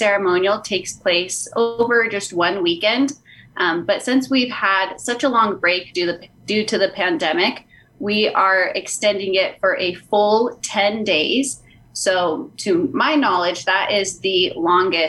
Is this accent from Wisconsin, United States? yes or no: no; Gallup, New Mexico, United States; I was born and raised in Gallup